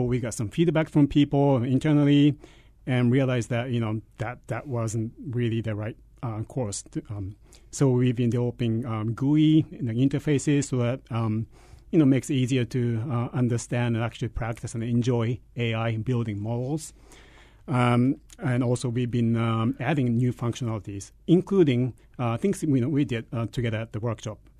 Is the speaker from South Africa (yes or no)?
no; Japan; moved away as an adult; also born or lived in United States; I grew up in Japan, and I did my, uh, elementary and K twelve education there